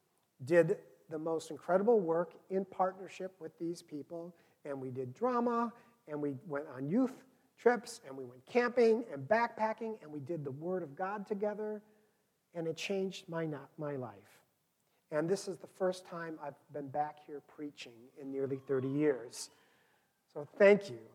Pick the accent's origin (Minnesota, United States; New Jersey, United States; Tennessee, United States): Minnesota, United States; moved away as an adult; now in Chicago, United States; I was from Minnesota.